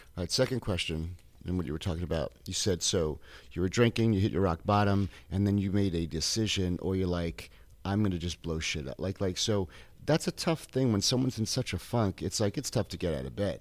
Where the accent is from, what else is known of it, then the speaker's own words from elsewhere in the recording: Tampa, Florida, United States; I grew up in Tampa